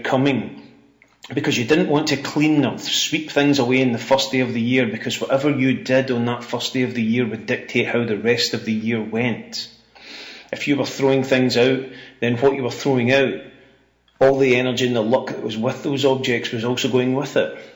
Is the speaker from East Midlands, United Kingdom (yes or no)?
no; Ayrshire, Scotland, United Kingdom; the life I had growing up in Ayrshire, where every Hogmanay